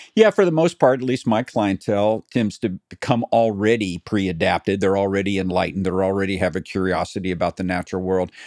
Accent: Tennessee, United States; now in California, United States; I grew up in Tennessee

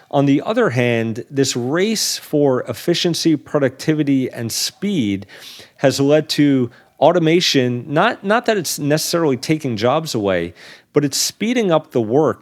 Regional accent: New York City, New York, United States; Staten Island, New York, um, at a warehouse there, actually my hometown.

